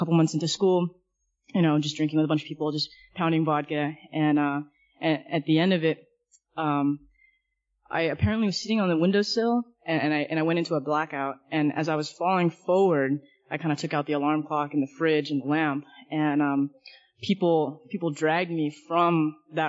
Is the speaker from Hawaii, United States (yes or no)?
no; Southern California, United States; I'm originally from Southern California, and just kind of growing up throughout my childhood